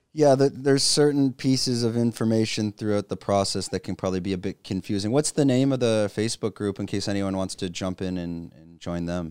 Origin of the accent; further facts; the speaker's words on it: Canada; moved away as an adult; now in Phuket, Thailand; I'm a Canadian expat living in Phuket, Thailand